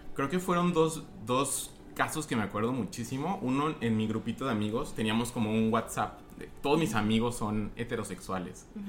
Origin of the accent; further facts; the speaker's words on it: Guadalajara, Jalisco, Mexico; moved away as an adult; now in United States; nací en Guadalajara, soy mexicano, eh, mexicano-americano. Ahorita estoy viviendo en Estados Unidos